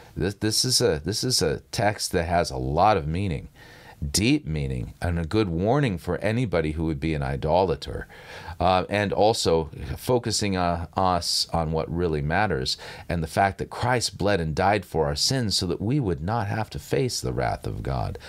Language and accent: English; Southern California, United States; I grew up in Southern California